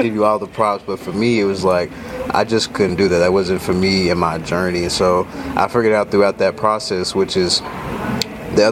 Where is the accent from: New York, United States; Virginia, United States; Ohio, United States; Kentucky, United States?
Kentucky, United States; Lexington; moved away as an adult; now in Los Angeles, United States; even though I was from Lexington